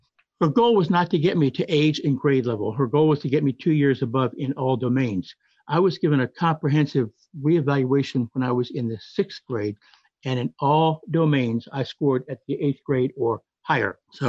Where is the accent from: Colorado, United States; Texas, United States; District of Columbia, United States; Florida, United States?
District of Columbia, United States; Washington; I was raised in Washington, D.C., and attended D.C. public schools from kindergarten through the 11th grade.